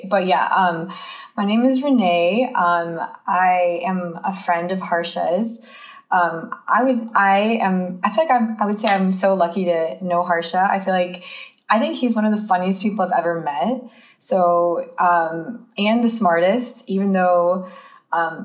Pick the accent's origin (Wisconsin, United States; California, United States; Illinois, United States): Wisconsin, United States; also born or lived in Mississippi; now in Chicago, United States; I was born in Mississippi, raised in Wisconsin